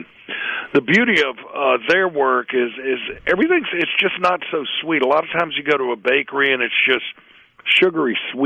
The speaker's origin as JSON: {"language": "English", "town": "Hattiesburg", "region": "Mississippi", "country": "United States", "tie": "born or raised there", "said": "I grew up in Midtown Hattiesburg"}